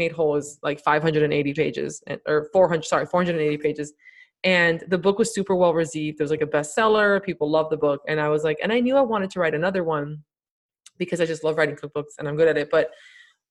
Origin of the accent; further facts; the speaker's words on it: Miami, Florida, United States; I grew up in Miami.